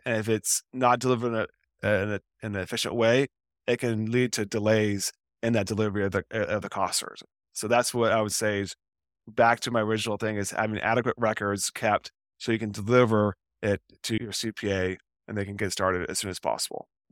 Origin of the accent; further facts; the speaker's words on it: Portland, Oregon, United States; I'm from Portland, Oregon, and the headquarters of Nike are here